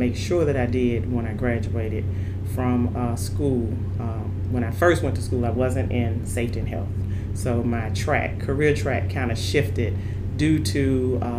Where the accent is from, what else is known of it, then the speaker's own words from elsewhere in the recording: Charlotte, North Carolina, United States; moved away as an adult; also born or lived in Michigan; now in Raleigh, United States; I'm from Charlotte, North Carolina originally. I've been in Raleigh on and off for over 27 years.